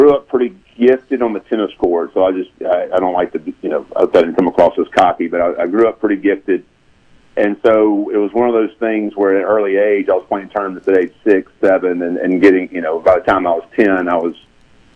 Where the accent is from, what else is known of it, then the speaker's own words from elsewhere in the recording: Jackson, Mississippi, United States; also born or lived in Brandon, Mississippi; I was born in the Reservoir and Brandon, the Reservoir side of Brandon.